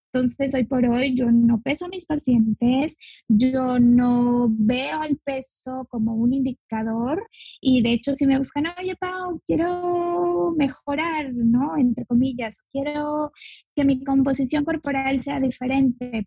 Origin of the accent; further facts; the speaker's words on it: Mexico; also born or lived in Yucatán Peninsula; Yo soy de México, y vivo en la península de Yucatán